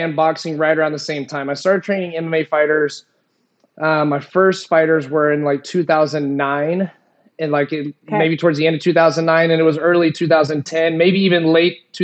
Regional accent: Springfield, Missouri, United States; moved away as an adult; also born or lived in Arizona; born and raised in Springfield, Missouri

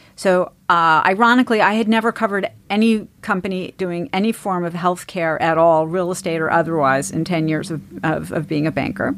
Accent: East Coast, United States; I grew up in the East Coast

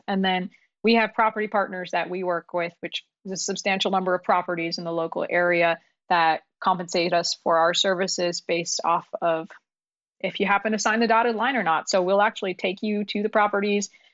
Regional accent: New York, United States; English is a second language; moved away; also born or lived in Pakistan / Ohio; we immigrated from, from Pakistan when I was six, we lived in New York

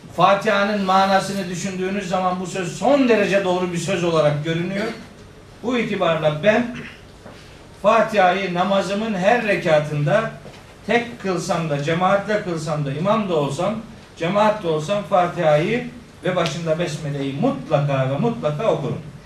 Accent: Turkey; biz Türkiye'de doğduk

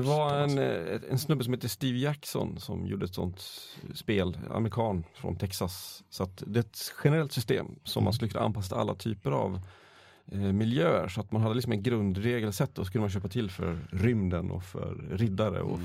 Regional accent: Borlänge, Dalarna County, Sweden; Jag hade min, min bakgrund i Borlänge

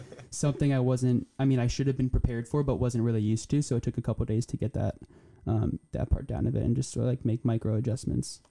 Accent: New Jersey, United States; also born or lived in Poland; I'm from New Jersey

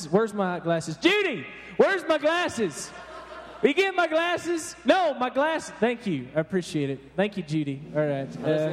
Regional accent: Arkansas, United States; that's where I'm from, Arkansas

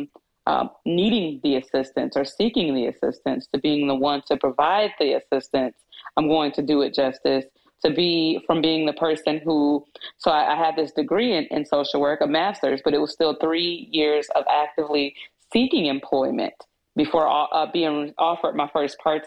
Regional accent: Kalamazoo, Michigan, United States; I was born and raised in Kalamazoo, Michigan

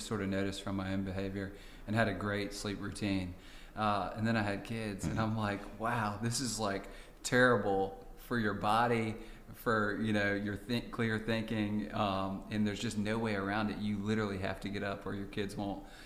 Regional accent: Raleigh, North Carolina, United States; also born or lived in Houston, Texas; I grew up on Boylan Avenue in Boylan Heights, and my dad still lives there

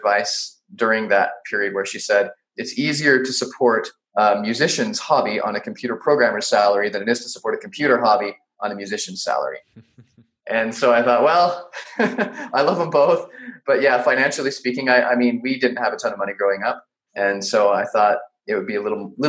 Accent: Salt Lake City, Utah, United States; born in Salt Lake City, Utah, and pretty much lived there my whole childhood

